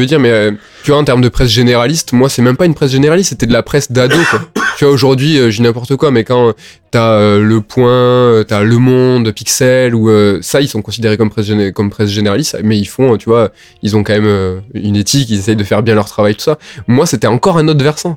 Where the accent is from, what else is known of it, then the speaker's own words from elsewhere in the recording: Toulouse, Occitania, France; nous, on est de Toulouse, on n'est pas de Paris